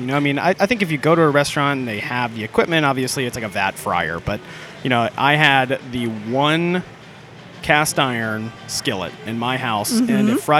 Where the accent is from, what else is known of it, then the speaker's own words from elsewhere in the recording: Orlando, Florida, United States; now in Atlanta, United States; I grew up in Orlando, Florida